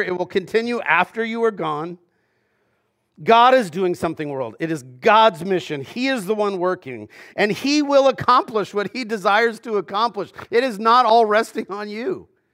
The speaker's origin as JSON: {"language": "English", "region": "Southern California", "country": "United States", "tie": "born or raised there", "said": "growing up in Southern California"}